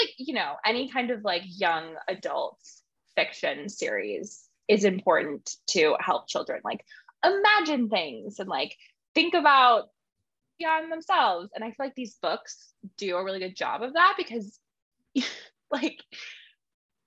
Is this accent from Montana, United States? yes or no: yes; Montana, United States; I grew up in Montana.